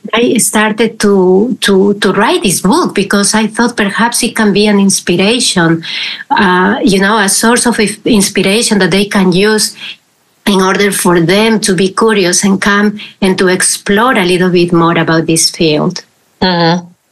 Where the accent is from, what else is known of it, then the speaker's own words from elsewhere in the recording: Peru; now in Netherlands; I am originally from Peru and I am living here in the Netherlands for, for a while